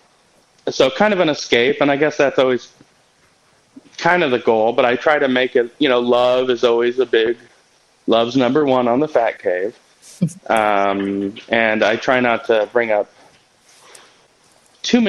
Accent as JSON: {"language": "English", "town": "Kansas City", "country": "United States", "said": "I'm from Kansas City"}